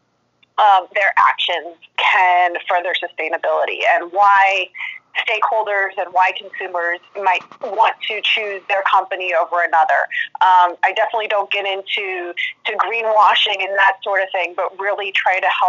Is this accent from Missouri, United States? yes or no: yes; St. Louis, Missouri, United States; also born or lived in East Coast; I am in St. Louis, Missouri, mostly born and raised here in the Midwest